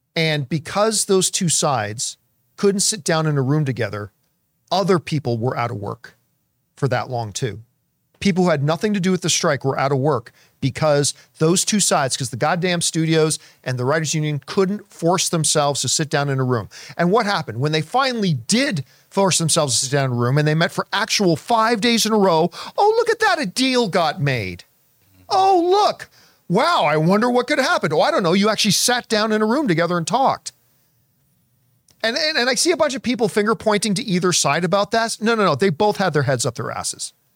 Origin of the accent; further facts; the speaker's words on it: Hamilton, Ontario, Canada; moved away as an adult; now in Los Angeles, United States; that's my hometown, the Hammer